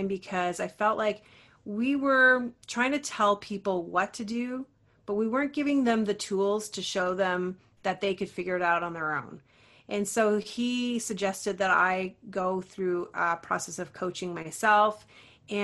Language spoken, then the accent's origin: English; Ontario, Canada; I'm from Ontario, Canada